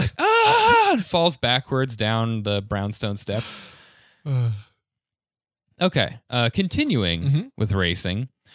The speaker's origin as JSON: {"language": "English", "town": "Arvada", "region": "Colorado", "country": "United States", "tie": "born or raised there", "said": "There's my hometown of Arvada has a very large like car culture"}